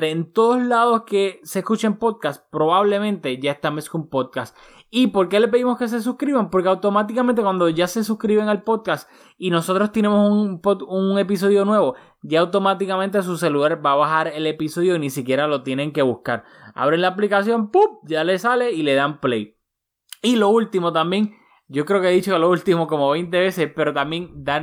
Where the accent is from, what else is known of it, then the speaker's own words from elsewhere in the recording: Puerto Rico; como boricua sabemos lamentablemente lo que pasó en Puerto Rico hace, hace poco con el huracán María